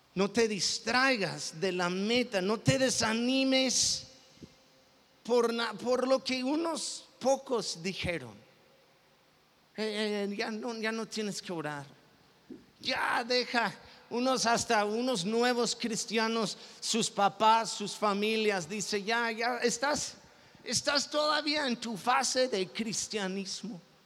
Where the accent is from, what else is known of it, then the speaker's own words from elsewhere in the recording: Mexico; yo soy mexicano